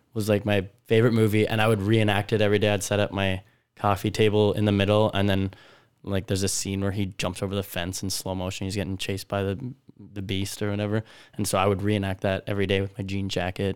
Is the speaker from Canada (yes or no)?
yes; Prince Albert, Saskatchewan, Canada; moved away as an adult; also born or lived in Weyburn / Regina; now in Vancouver, Canada; I was born in Weyburn, grew up in Prince Albert. I would say that was, yeah, where I spent most of my years